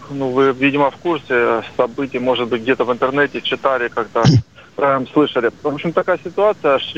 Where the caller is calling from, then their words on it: Rostov-on-Don, Rostov Oblast, Russia; я из Ростова-на-Дону, риэлтор.